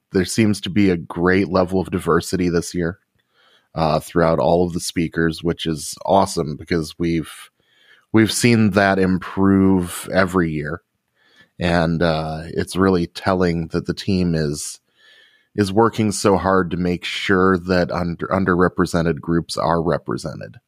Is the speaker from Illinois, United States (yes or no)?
yes; Rockford, Illinois, United States; my hometown of Rockford, Illinois